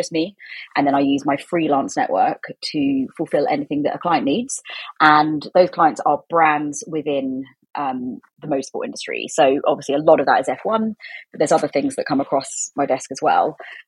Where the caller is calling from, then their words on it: South East England, United Kingdom; In rural Oxfordshire.